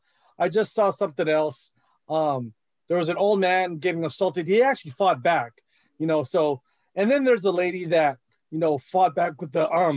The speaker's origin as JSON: {"language": "English", "country": "United States", "said": "as a Filipino American"}